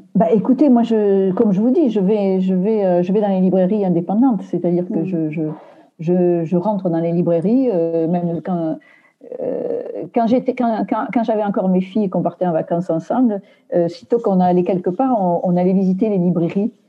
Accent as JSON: {"language": "French", "area": "Aveyron", "region": "Occitania", "country": "France", "tie": "born or raised there", "moved": "yes", "lives_now": "Paris, France", "said": "je suis originaire de l'Aveyron"}